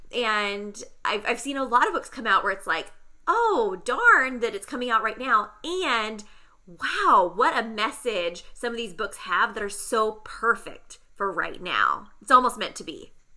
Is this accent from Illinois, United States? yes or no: no; San Diego, California, United States; I grew up in San Diego as well